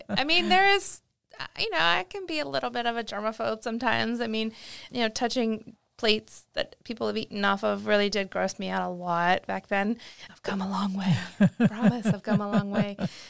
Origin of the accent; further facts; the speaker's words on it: Maryland, United States; I'm from Maryland. Didn't go that far away from home.